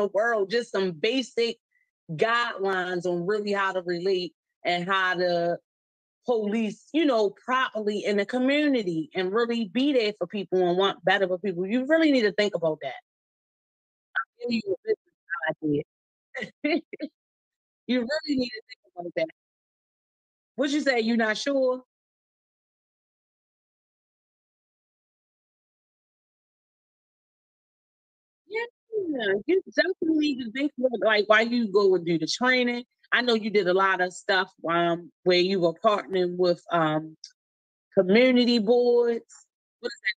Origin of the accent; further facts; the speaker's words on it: Baltimore, Maryland, United States; we're from East Baltimore